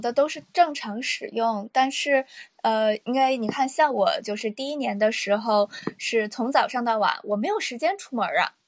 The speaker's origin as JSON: {"language": "Chinese", "town": "Dalian", "region": "Liaoning", "country": "China", "moved": "as an adult", "lives_now": "Tokyo, Japan", "said": "是大连人，来东京，呃，来日本已经是，我是大学一五年毕业的，然后来这边已经七年了吧"}